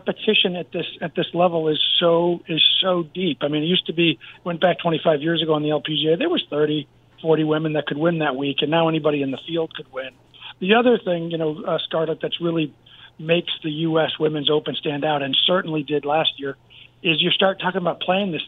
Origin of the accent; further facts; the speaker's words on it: United States; as an American